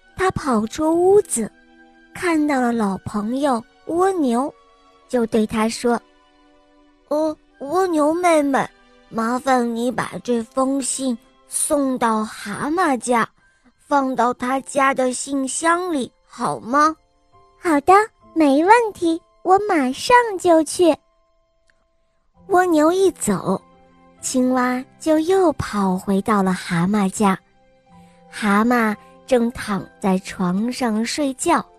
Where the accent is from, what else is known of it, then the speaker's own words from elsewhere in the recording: Beijing, China; 今年我五岁半了，我来自北京